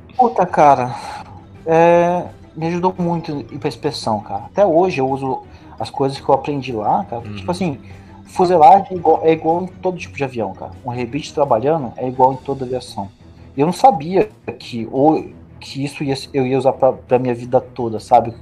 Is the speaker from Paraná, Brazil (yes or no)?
no; Taubaté, São Paulo, Brazil; also born or lived in Rio de Janeiro; sou taubateano, nasci no Rio de Janeiro, mas digo que sou taubateano